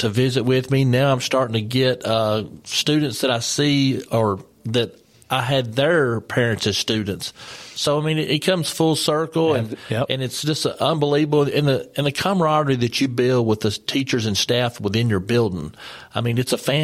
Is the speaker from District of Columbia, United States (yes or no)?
no; Maury County, Tennessee, United States; I was born and raised here in Maury County. Went to school here in Maury County